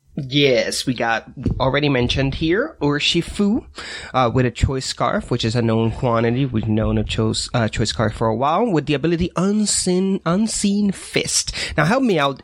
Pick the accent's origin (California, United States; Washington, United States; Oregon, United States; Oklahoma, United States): Washington, United States; I'm from Washington State